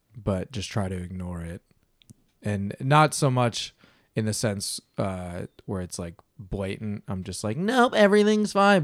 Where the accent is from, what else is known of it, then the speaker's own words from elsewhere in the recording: Wisconsin, United States; moved away; I'm from Wisconsin, so this is like back in the Midwest